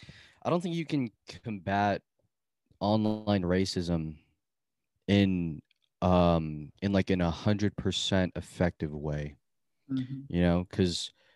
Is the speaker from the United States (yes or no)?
no; Philippines; I have like pride as a Filipino, you know, and like I appreciate the culture and I understand the culture and all that.